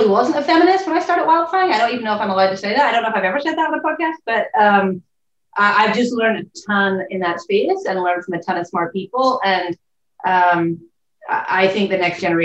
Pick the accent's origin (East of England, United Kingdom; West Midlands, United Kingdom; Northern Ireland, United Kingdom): Northern Ireland, United Kingdom; Belfast; moved away as an adult; also born or lived in Cambridge / London; now in Portland, United States; I'm from Belfast, so I'm from Northern Ireland. About 5,500 miles from where I'm currently sitting. I grew up there